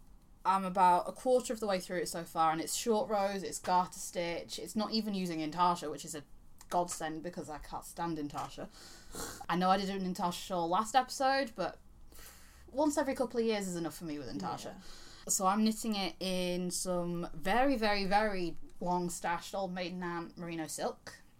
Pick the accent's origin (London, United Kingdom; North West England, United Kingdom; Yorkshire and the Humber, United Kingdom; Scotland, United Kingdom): Yorkshire and the Humber, United Kingdom; You're talking to someone from Yorkshire. We have a very special relationship with the letter T and the letter H.